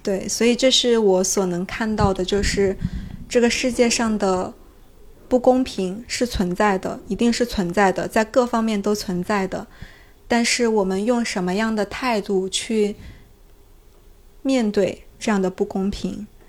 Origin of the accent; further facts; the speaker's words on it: China; 我是中国人